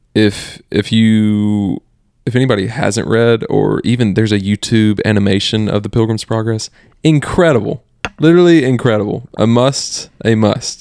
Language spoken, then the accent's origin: English; the South, United States; growing up in the South for both of us, the Bible Belt is what they call it